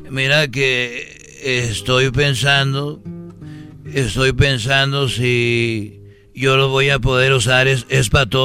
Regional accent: Huentitán, Jalisco, Mexico; born there; Yo me acuerdo que nací allá en Huentitán, ahí en escuela rural

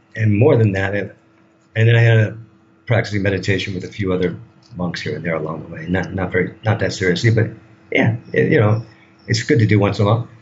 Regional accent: United States; moved away as an adult; now in Thailand; I'm a product of that of that culture

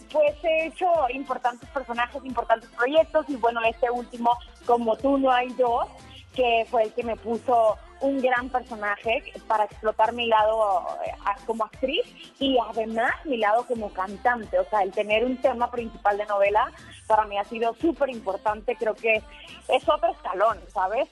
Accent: Culiacán, Sinaloa, Mexico; moved away as an adult; now in Mexico City, Mexico; soy sinaloense y hace, te cuento, hace 10 años me vine acá a la Ciudad de México

